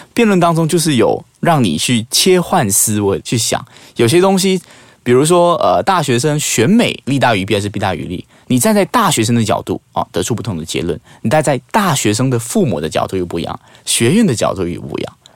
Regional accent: Malaysia; 我们马来西亚人，坦白讲，因为我们语言上的局限，我们没有像台湾或者是大陆人的那种语言的词造那么的华丽

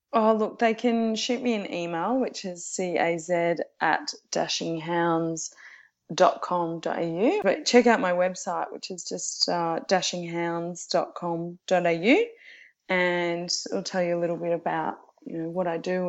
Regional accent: Geelong, Victoria, Australia; now in Melbourne, Australia; I'm originally from Geelong

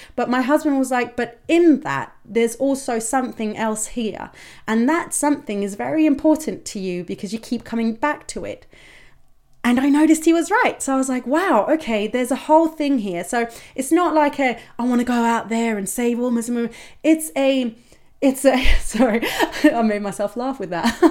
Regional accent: Denmark; growing up in Denmark

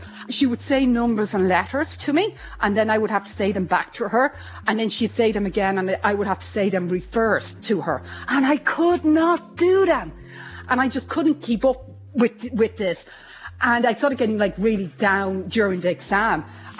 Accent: Ireland; now in Australia; I'm plus in Australia. I'm Irish. I'm, you know, female. I'm loud. And I'm in the sciences.

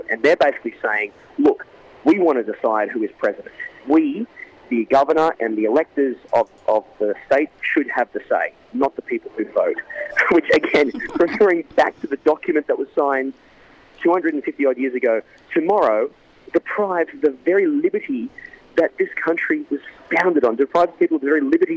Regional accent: Australia; moved away as an adult; now in Los Angeles, United States; Growing up in Australia

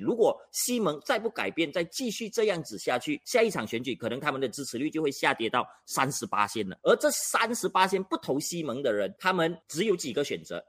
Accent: Malaysia; 我们马来西亚人哦， 都是比较专情、比较专一的啦

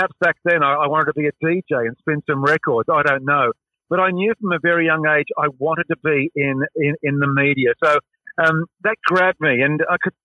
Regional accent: Sydney, New South Wales, Australia; I grew up on Rugby League, living in the St George area in Sydney

